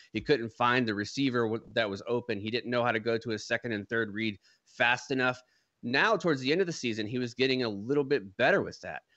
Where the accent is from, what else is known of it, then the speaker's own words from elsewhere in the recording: Jacksonville, Florida, United States; moved away as an adult; now in San Antonio, United States; my city only had one team, Jacksonville was on the map